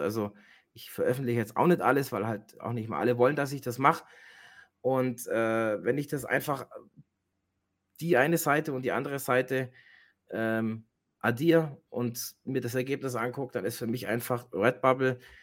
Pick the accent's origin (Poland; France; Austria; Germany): Germany; bei uns in Deutschland